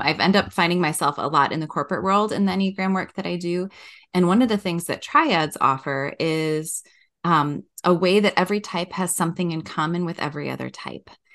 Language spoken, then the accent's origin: English; Wisconsin, United States; moved away as an adult; also born or lived in Madison, Wisconsin; now in Minnesota, United States; I grew up in Wisconsin